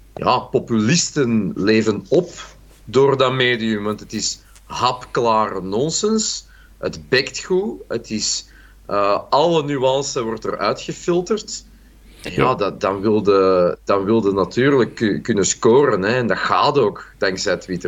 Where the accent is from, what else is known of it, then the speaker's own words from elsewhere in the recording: Brabant, Belgium; Ik ben zelf ook een Brabander